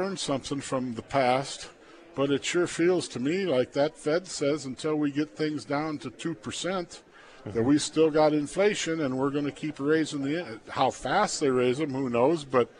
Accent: Plainview, Nebraska, United States; I grew up in Plainview.

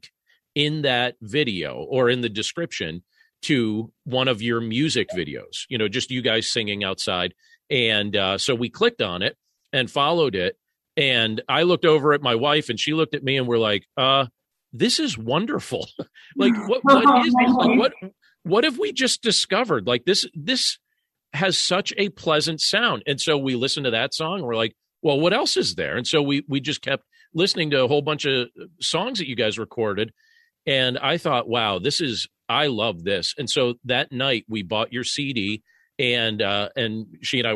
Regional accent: Pennsylvania, United States; I grew up here in Pennsylvania

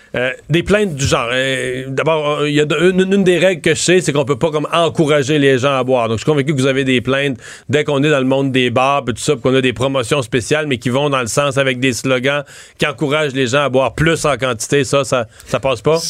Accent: Quebec, Canada

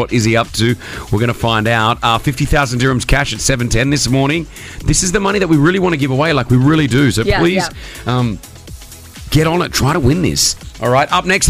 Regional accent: Australia; now in United Arab Emirates; we didn't play baseball in Australia. We played softball.

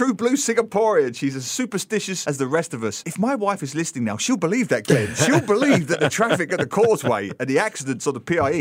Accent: England, United Kingdom; growing up in England

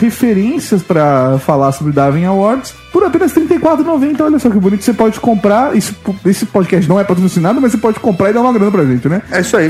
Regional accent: São Bernardo do Campo, São Paulo, Brazil; Eu nasci em São Bernardo

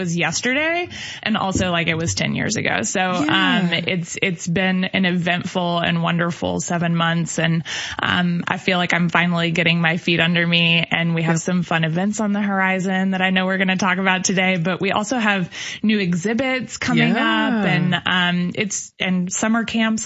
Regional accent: Arthur, Illinois, United States; also born or lived in New Orleans; now in Decatur, United States; I'm originally from Arthur, Illinois

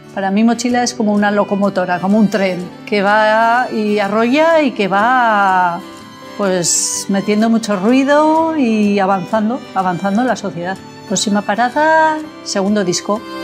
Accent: Pamplona, Navarre, Spain; soy de Pamplona

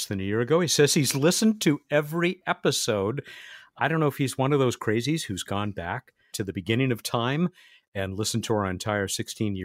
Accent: San Diego, California, United States; here in my hometown, San Diego, California

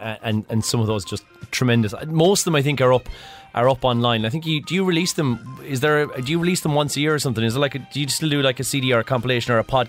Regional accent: Ireland; As the Ireland rugby team, we weren't expecting this. We thought like All Blacks would be done.

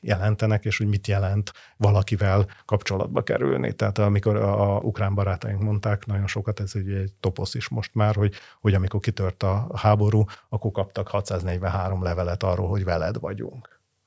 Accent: Hungary

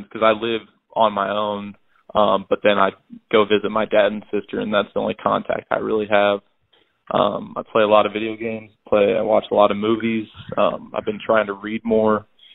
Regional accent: Pekin, Illinois, United States; moved away; also born or lived in Tremont, Illinois; I grew up north in the Peoria area in a town called Pekin, Illinois

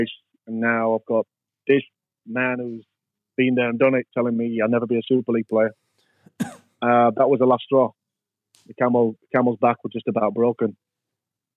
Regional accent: Wakefield, Yorkshire and the Humber, United Kingdom; I am English, by the way, but I had Welsh heritage.

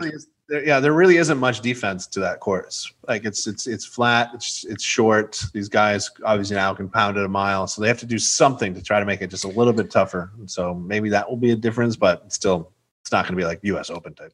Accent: United States; as an American

